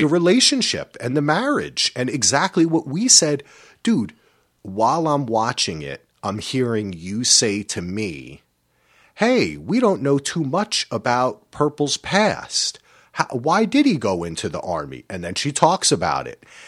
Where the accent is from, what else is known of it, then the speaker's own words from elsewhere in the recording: East Coast, United States; now in West Coast, United States; We grew up on the East Coast. We came out here to the West Coast.